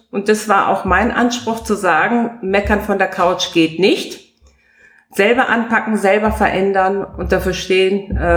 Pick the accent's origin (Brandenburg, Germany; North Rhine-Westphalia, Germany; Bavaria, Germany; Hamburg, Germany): North Rhine-Westphalia, Germany; Paderborn; Ich meine, wer genau weiß, woher ich komme, ich komme aus Paderborn, das ist ja tatsächlich tief schwarz